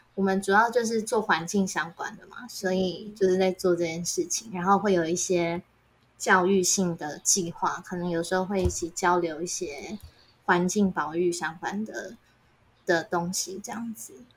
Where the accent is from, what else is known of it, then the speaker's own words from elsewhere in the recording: Taiwan; 我一个人来自台湾